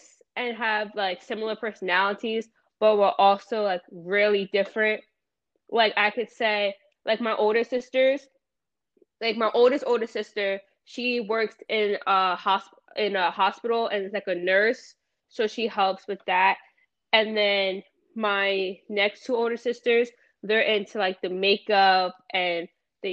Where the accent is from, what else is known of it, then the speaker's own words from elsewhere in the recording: Lakewood, New Jersey, United States; I was born in Kimball, New Jersey